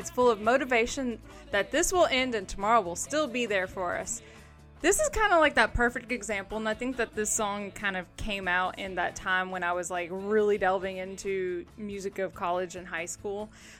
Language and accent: English; the South, United States; Yes, I grew up in the South and I had very religious family that thought … was Satan music too.